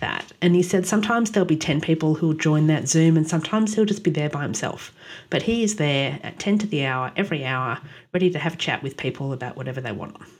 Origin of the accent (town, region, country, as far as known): Australia; born or raised there; also born or lived in Ottawa, Canada